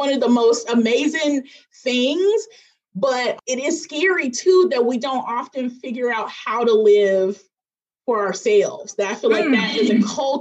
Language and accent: English; Memphis, Tennessee, United States; moved away; I'm originally from Memphis, Tennessee